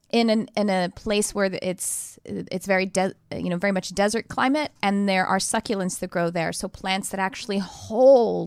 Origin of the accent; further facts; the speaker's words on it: Texas, United States; now in California, United States; I'm actually originally from Texas